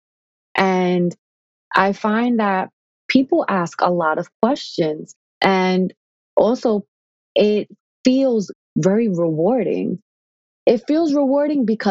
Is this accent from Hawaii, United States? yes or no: no; New York City, New York, United States; I'm from the Bronx